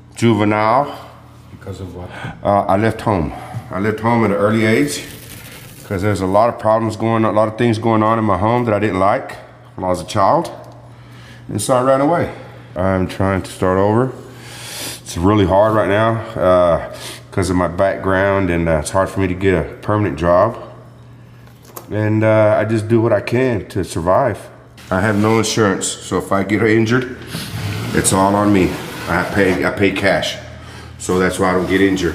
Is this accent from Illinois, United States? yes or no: yes; Chicago, Illinois, United States; now in Texas, United States; I was born in Chicago, Illinois. I was raised in an institution all my life